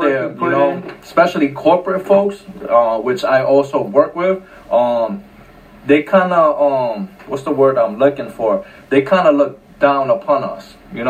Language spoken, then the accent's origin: English; Bronx, New York, United States; also born or lived in Carolina, Puerto Rico; Especially growing up in the South Bronx, you see more of it. Between the South Bronx and where I was growing up in Puerto Rico, Carolina, everybody knows Carolina, Monserrate, Orales.